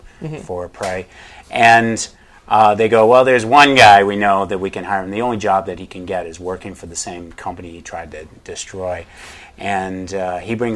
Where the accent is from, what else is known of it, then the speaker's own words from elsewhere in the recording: New England, United States; I grew up in New England